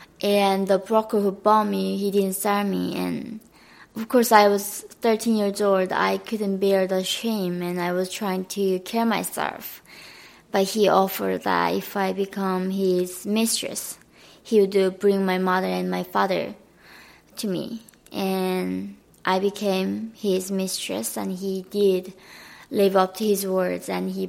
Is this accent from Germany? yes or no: no; Hyesan, Ryanggang, North Korea; English is a second language; moved away; also born or lived in Gowon, North Korea; So I was growing up in Haesan, which is really like northern part of North Korea.